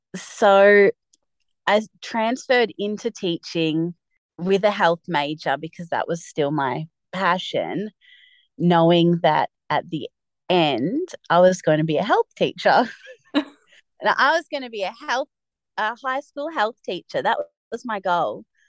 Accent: Mornington Peninsula, Victoria, Australia; I grew up in Victoria on the Mornington Peninsula which is a coastal area like one and a half hours south of Melbourne CBD. I spent all of my childhood there.

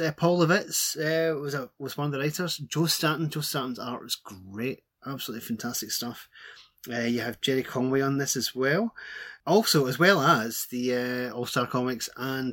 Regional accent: Glasgow, Scotland, United Kingdom; As you can probably tell from my voice, I'm from Glasgow.

